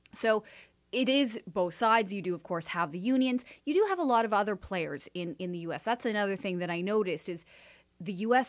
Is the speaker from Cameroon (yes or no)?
no; Canada; also born or lived in Washington, D.C.; Being a Canadian